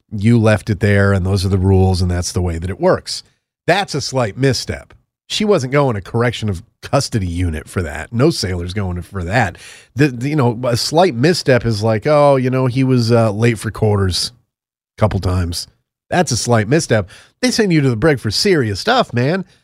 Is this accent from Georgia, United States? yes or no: no; Connecticut, United States; It's kind of like my home state of Connecticut, except they have uh, dumb accents. Unlike us, we talk like normal people.